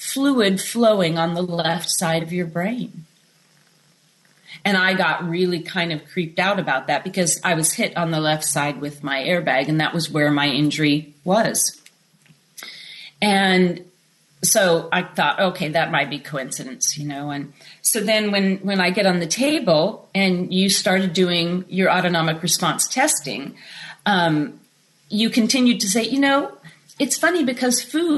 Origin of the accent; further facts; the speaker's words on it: Sacramento, California, United States; moved away; also born or lived in Colfax, Washington; I was born in Sacramento in California